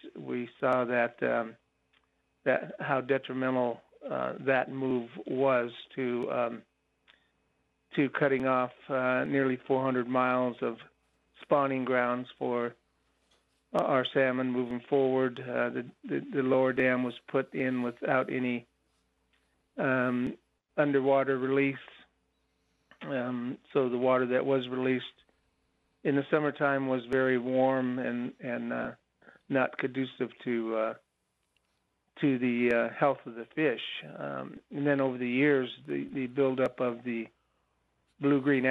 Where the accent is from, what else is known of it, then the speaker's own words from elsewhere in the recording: Happy Camp, California, United States; I was born and raised in Happy Camp, California